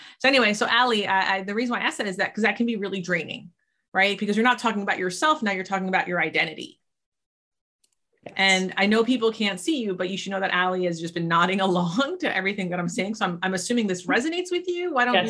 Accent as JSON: {"language": "English", "country": "United States", "tie": "born or raised there", "also_born_or_lived": "Greece", "first_language": "Greek", "second_language": "English", "said": "no, I grew up in the States."}